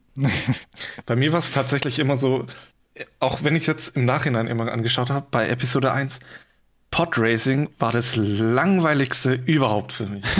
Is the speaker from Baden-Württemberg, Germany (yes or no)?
yes; Swabia, near Stuttgart, Baden-Württemberg, Germany; now in Giessen, Germany; Ich komme eigentlich aus dem Schwabenland, ja. Also ähm, in der Nähe Stuttgart, beziehungsweise in, in so einem Kaff zwischen Stuttgart, Karlsruhe